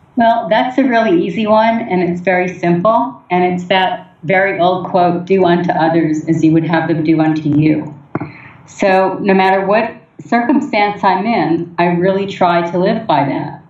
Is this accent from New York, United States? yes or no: yes; New York City, New York, United States; moved away as an adult; now in Seattle, United States; I grew up in New York City